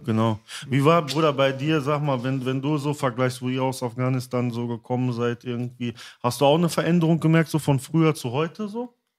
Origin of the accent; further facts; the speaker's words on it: Altena, North Rhine-Westphalia, Germany; also born or lived in Dortmund; eine kleinere Stadt wieder, ne? Da, äh, wo ich zum Teil auch aufgewachsen bin